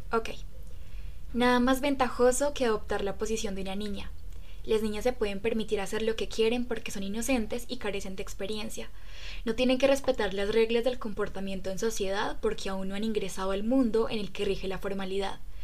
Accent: Riosucio, Caldas, Colombia; soy de Resucio Caldas, un hermoso pueblo carnavalero que cada cuatro años recibe a su majestad el diablo

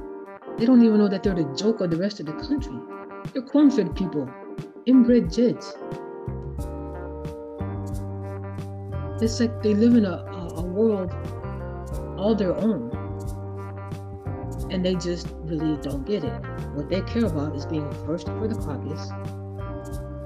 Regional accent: Chicago, Illinois, United States; now in Iowa, United States; My birth certificate says I was born in Chicago.

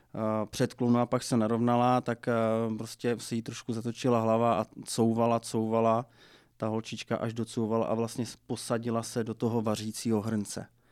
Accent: Moravia, Czechia; u nás na Moravě se eh, zavařují okurky

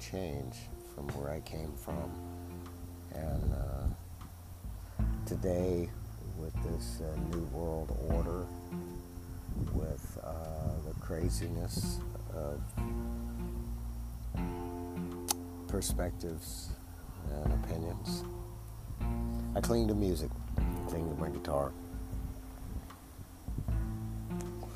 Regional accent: Austin, Texas, United States; growing up in Austin, Texas

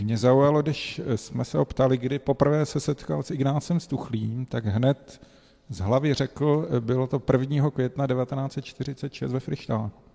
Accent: Brno, South Moravian Region, Czechia; moved away as an adult; now in Rome, Italy; Pocházíme tady z Brna

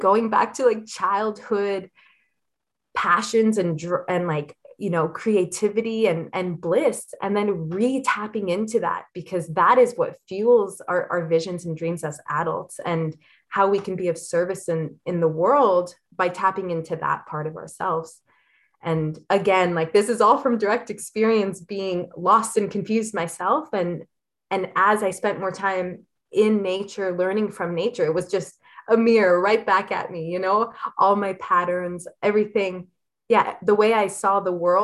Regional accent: Elliot Lake, Ontario, Canada; I grew up in Elliott Lake, which is a fairly small town

